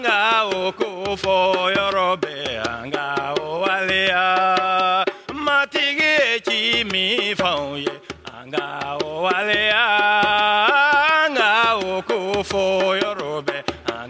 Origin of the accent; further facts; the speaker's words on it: Mali; English is a second language; moved away as an adult; also born or lived in Senegal; now in Canada; I grew up with radio in Mali